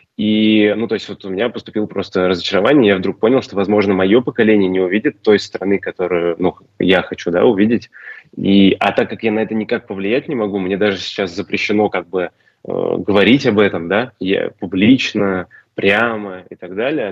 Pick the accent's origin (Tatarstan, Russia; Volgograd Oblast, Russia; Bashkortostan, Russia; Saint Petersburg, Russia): Bashkortostan, Russia; Ufa; moved away as an adult; now in Slovenia; большой привет моему родному городу